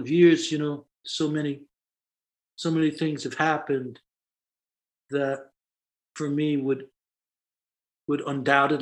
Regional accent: New York City, New York, United States; As a kid, I grew up in the Bronx, and I grew up in an Irish Catholic neighborhood

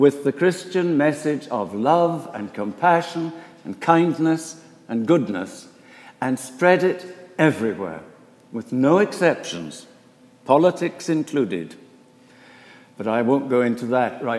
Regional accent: Edinburgh, Scotland, United Kingdom; moved away as an adult; also born or lived in Inverness; now in Philadelphia, United States; I was born and brought up in Edinburgh, in Scotland

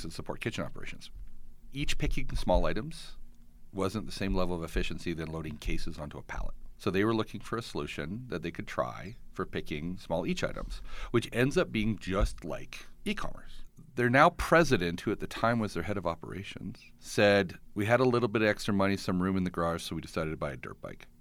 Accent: Edmonton, Alberta, Canada; now in Calgary, Canada; I grew up in Edmonton

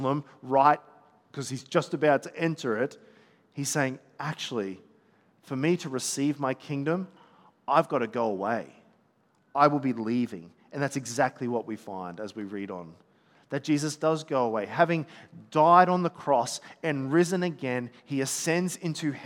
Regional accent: Gold Coast, Queensland, Australia; I'm from the Gold Coast

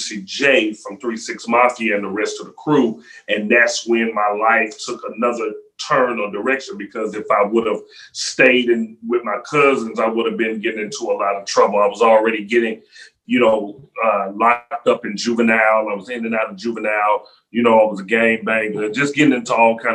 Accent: Memphis, Tennessee, United States; Memphis, Tennessee, 901 Shelby Drive

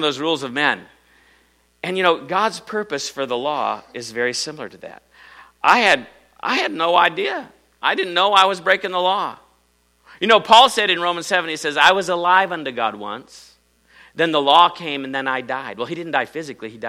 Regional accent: Iowa, United States; I'm from Iowa

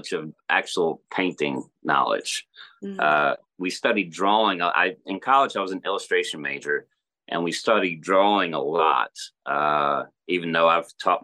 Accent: Maryland, United States; moved away as an adult; also born or lived in Lancaster, Pennsylvania / Texas; now in Alabama, United States; I grew up up north in Maryland mostly.

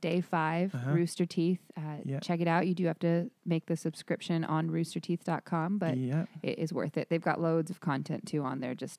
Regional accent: Michigan, United States; also born or lived in Arizona; I'm originally from Michigan and Arizona, and then lived in San Diego and Los Angeles before this.

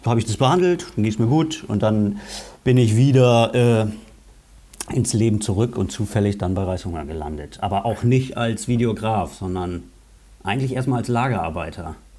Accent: Lower Saxony, Germany; also born or lived in Bremen; Ich bin Bremer

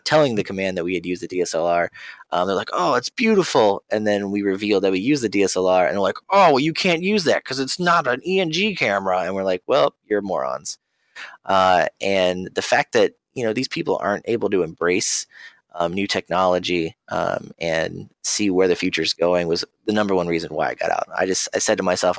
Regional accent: Ohio, United States; I'm from Ohio

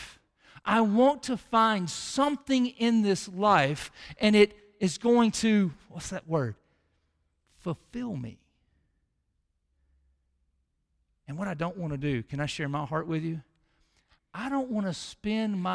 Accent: Mississippi, United States; we're from Mississippi

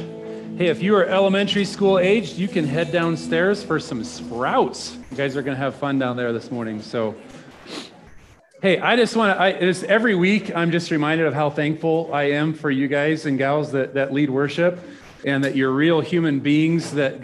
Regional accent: Nebraska, United States; Like I'm from Nebraska.

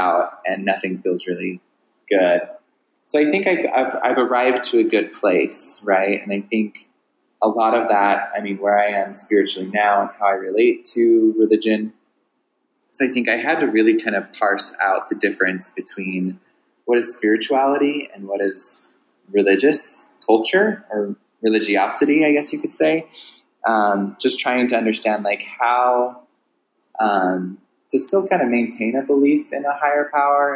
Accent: Southern California, United States; I grew up in Southern California

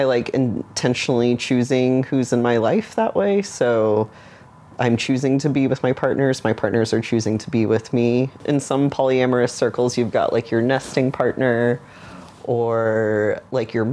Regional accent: Dallas, Texas, United States; I grew up in a neighborhood that's kind of surrounded by Dallas, Texas, and it was very conservative

